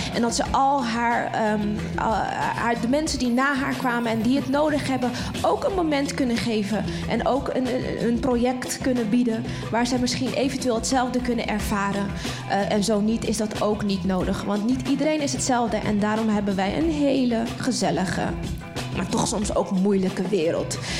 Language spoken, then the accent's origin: Dutch; Netherlands; ons als Nederlanders